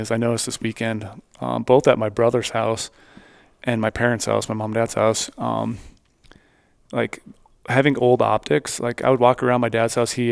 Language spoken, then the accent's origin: English; Minnesota, United States; I grew up in Minnesota